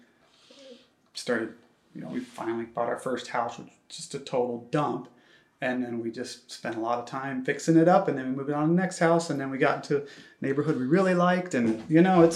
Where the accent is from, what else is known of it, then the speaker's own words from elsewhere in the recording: Ohio, United States; moved away as an adult; also born or lived in New York City; now in Portland, United States; I'm originally from Ohio and I moved out there for grad school